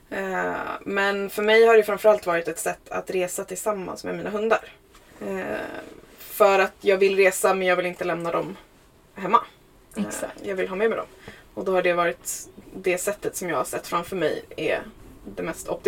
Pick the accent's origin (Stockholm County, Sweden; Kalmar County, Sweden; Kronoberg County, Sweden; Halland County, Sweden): Stockholm County, Sweden; Huddinge; now in Vaxholm, Sweden; jag är uppväxt i Huddinge, eh, mm-hmm. söder om Stockholm.